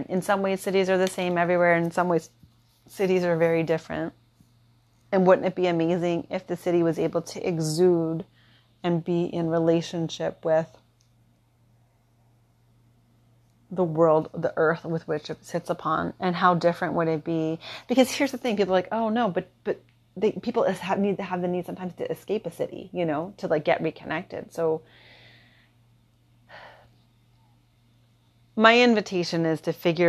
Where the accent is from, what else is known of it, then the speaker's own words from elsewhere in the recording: Philadelphia, Pennsylvania, United States; moved away as an adult; now in Kauai, United States; I'm from Philadelphia